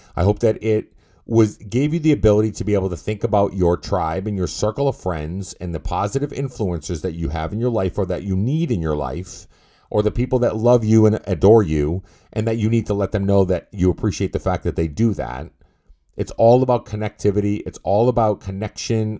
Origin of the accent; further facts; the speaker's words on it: Massachusetts, United States; I'm from Massachusetts